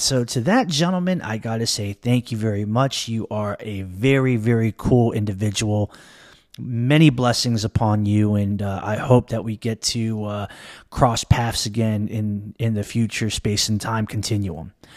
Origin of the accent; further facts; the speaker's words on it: Maryland, United States; I'm born and raised in Maryland. I live in the Washington, D C metropolitan area.